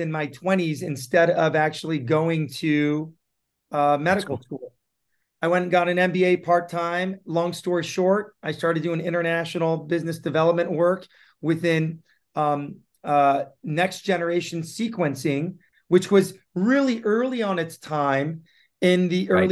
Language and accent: English; San Diego, California, United States; English is a second language; also born or lived in Tehran, Iran; I was lucky enough to be brought up and raised in San Diego in the 90s. I moved actually to San Diego in the mid 80s